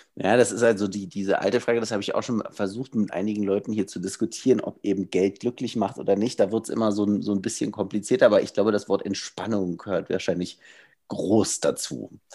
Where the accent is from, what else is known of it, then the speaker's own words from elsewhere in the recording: Germany; bei uns in Deutschland